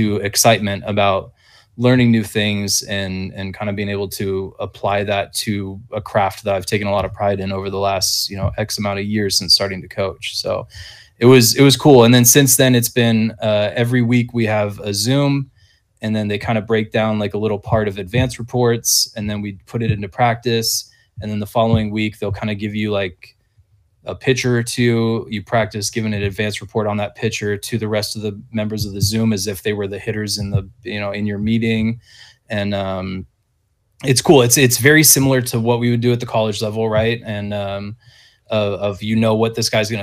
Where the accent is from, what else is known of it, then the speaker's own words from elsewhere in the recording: Whidbey Island, Washington, United States; moved away; my hometown high school guys on Whidbey Island